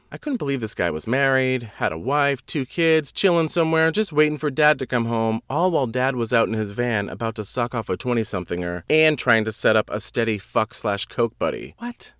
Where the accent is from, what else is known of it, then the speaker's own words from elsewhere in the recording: Wareham, Massachusetts, United States; moved away as an adult; also born or lived in New York; My hometown is the armpit of Massachusetts.